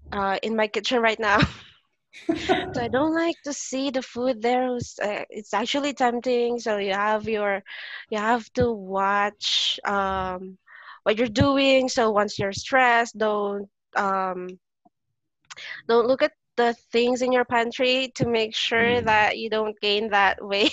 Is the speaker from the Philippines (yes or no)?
yes; Philippines; first language Filipino; English is a second language; besides our own language. Yep. Filipino.